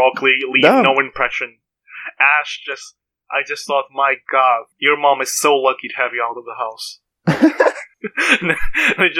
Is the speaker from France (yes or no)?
no; Portugal; accent: Portuguese; English is a second language; I'm Portuguese. Please forgive me for my accent